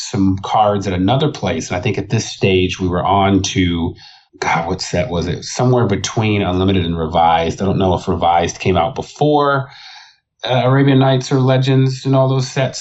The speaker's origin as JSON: {"language": "English", "town": "Arlington", "region": "Texas", "country": "United States", "tie": "born or raised there", "also_born_or_lived": "Fort Worth, Texas", "said": "I grew up in the Dallas-Fort Worth area. Technically, I was in Arlington. I lived in Fort Worth"}